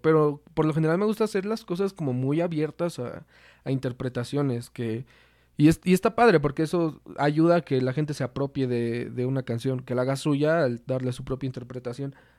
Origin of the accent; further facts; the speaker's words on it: Toluca, State of Mexico, Mexico; somos de, aquí de Toluca